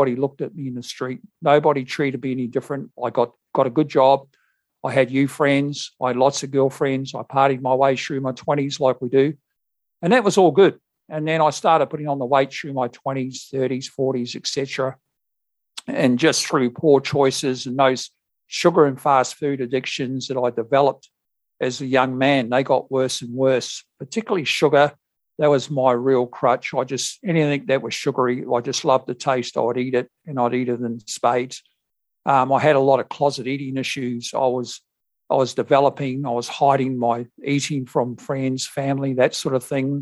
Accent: New Zealand; moved away as an adult; now in Perth, Australia; I've lived here for some 37 years and originally I came from New Zealand

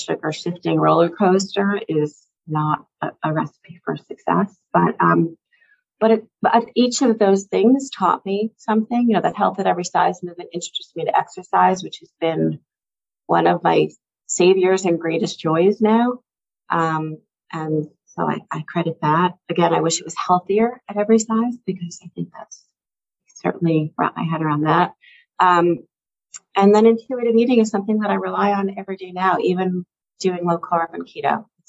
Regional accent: the New York area, United States; I grew up in the New York area

